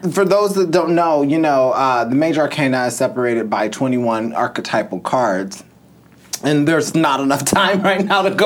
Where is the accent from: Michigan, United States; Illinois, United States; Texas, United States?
Illinois, United States; Mundelein; now in Los Angeles, United States; I'm from Mundelein.